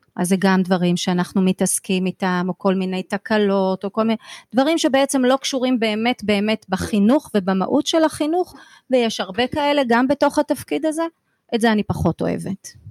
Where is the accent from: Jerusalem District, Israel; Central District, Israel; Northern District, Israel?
Central District, Israel; Rishon LeZion; moved away as an adult; כשהייתי ילדה, גרתי בראשון, אז למדתי בבית ספר פה בראשון. היום אני לא גרה בראשון